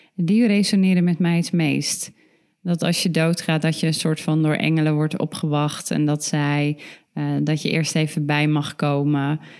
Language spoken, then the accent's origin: Dutch; Ermelo, Gelderland, Netherlands; ik kom uit Ermelo, mijn ouders uit Nunspeet